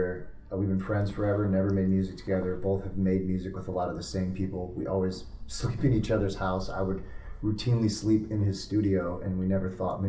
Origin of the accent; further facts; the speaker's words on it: Fort Lauderdale, Florida, United States; I'm from Fort Lauderdale.